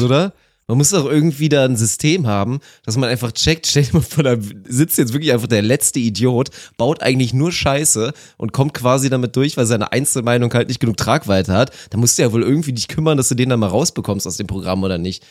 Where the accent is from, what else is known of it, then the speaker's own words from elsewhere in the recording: Germany; bei uns in Deutschland